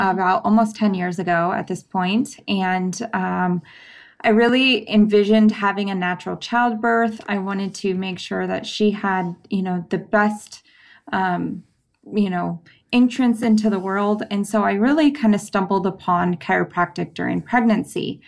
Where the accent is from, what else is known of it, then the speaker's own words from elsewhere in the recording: San Diego County, California, United States; I grew up in San Diego County.